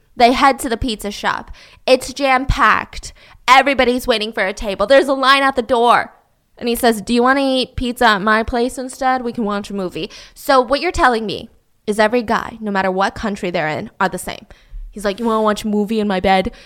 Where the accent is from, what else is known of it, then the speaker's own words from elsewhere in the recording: United States; as an American who has never been to Italy